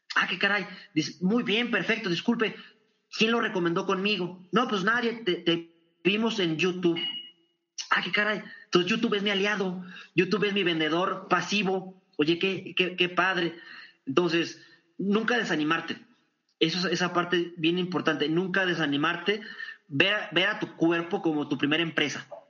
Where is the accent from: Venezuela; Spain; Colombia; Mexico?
Mexico; Torreón, Coahuila; en Torreón, Coahuila, en mi tierra